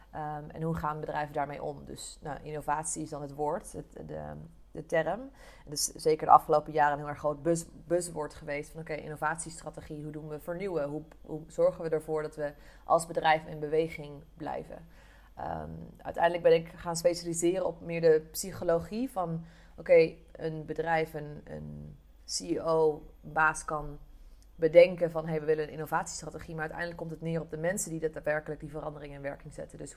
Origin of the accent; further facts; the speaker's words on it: Eindhoven, North Brabant, Netherlands; Ik kom oorspronkelijk uit Eindhoven, eh, dus eh, geboren en ehm, getogen Brabant, al hoor je dat niet echt terug.